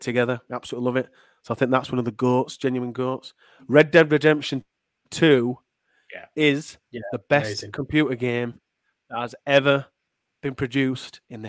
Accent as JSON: {"language": "English", "town": "Leeds", "region": "Yorkshire and the Humber", "country": "United Kingdom", "accent": "Leeds", "said": "I'm from Leeds. I'm from Unslet in Leeds"}